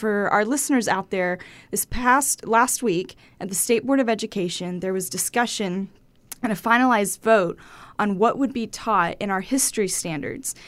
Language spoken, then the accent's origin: English; Lubbock, Texas, United States; I was born in Lubbock